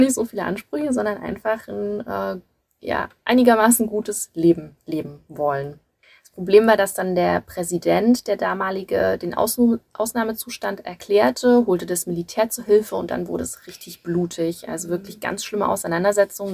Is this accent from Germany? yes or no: yes; Germany; bei uns in Deutschland